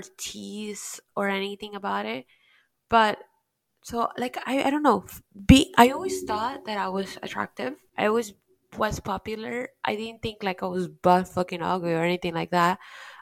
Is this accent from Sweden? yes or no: no; Peru; now in Miami, United States; growing up in Peru